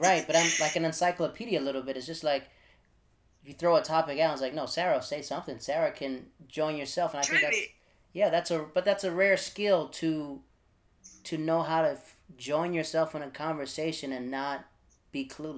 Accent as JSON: {"language": "English", "country": "Netherlands", "tie": "born or raised there", "also_born_or_lived": "Florida, United States / North Carolina, United States / Japan", "said": "Like, I'm from Florida in North Carolina, but I grew up in the Netherlands and Japan."}